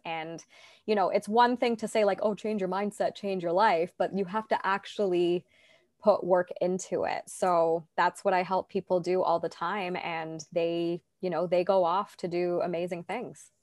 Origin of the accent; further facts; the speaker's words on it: Toronto, Ontario, Canada; I'm from Toronto, Canada